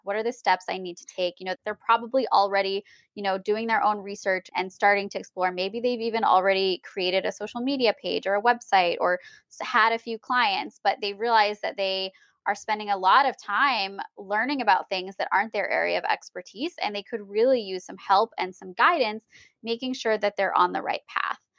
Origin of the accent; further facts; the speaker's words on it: United States; being American and having been born in America